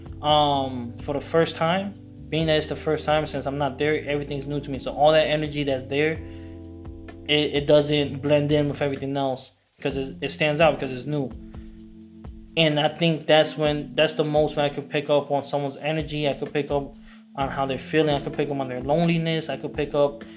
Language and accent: English; Raleigh, North Carolina, United States; also born or lived in Queens, New York / California / Orlando / Miami; I was born in Queens, raised out here in Raleigh, North Carolina.